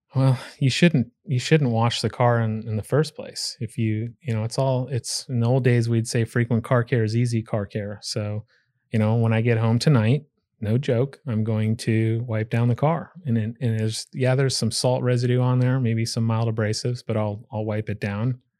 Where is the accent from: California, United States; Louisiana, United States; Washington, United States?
California, United States; Pleasanton; moved away; my hometown, um, when I lived in California is Pleasanton, California